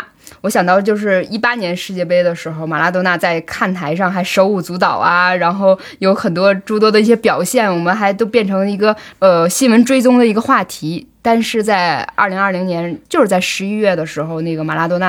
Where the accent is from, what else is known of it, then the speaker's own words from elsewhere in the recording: China; 我们中国人